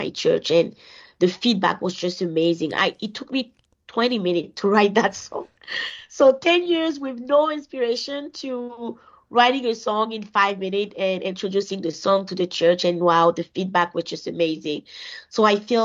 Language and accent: English; Côte d’Ivoire; now in Winnipeg, Canada; I am originally from Ivory Coast, which is a West African country, a Francophone country, and I've been living in Winnipeg for the past 15 years now.